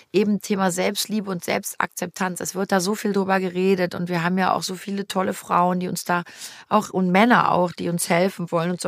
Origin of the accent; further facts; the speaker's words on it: Cologne, North Rhine-Westphalia, Germany; ich bin in Köln geboren, ich bin mit wirklich mit ganzem Herzen kölsches Mädchen